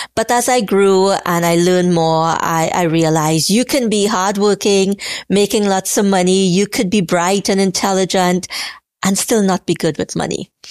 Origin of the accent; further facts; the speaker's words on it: Trinidad & Tobago; growing up in Trinidad, growing up poor